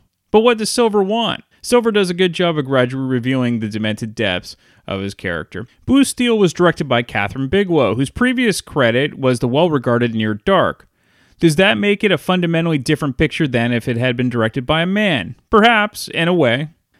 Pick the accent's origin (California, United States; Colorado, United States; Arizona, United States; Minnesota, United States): California, United States; Belmont; the city next to my hometown city of Belmont.